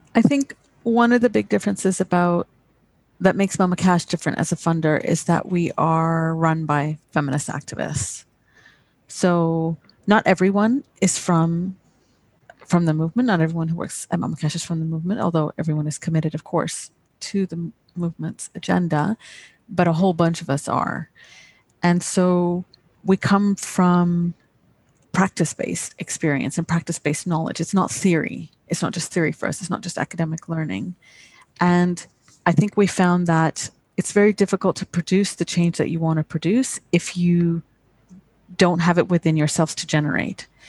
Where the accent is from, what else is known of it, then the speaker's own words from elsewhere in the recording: Canada; accent: British; also born or lived in United Kingdom; I had a British accent when I grew up in Canada